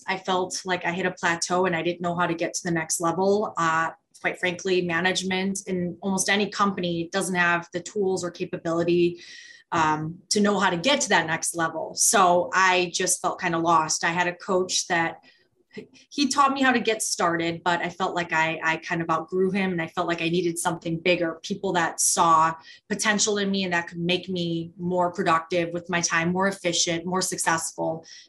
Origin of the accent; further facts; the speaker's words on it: Chicago, Illinois, United States; moved away as an adult; now in Milwaukee, United States; So I'm actually originally from Chicago, but I moved to Wisconsin, which I never thought would ever happen, but I did. And I'm in Milwaukee market, the metro Milwaukee market.